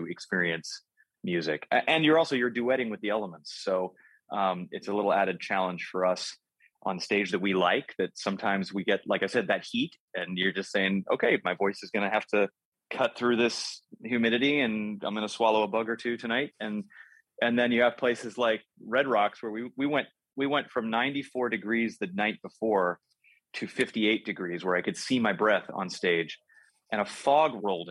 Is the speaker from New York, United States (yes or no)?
no; Los Angeles, California, United States; my hometown of Los Angeles